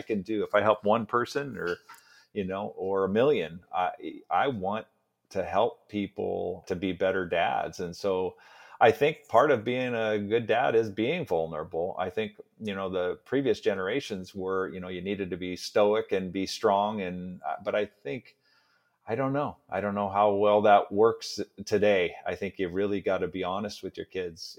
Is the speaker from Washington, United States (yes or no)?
yes; Seattle, Washington, United States; also born or lived in New Orleans, United States; that's where I was born in New Orleans. And then he moved us up to Seattle